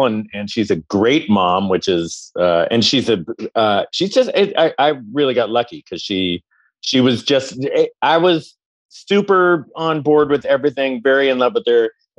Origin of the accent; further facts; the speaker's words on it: Lafayette, California, United States; moved away as an adult; also born or lived in Moraga / Los Angeles; Lafayette and Moraga until I went down to UCLA in '88.